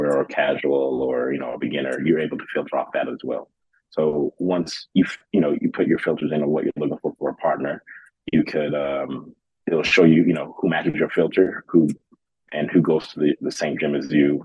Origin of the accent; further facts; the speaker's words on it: Memphis, Tennessee, United States; moved away as an adult; also born or lived in Kuwait; now in Denver, United States; Growing up in Memphis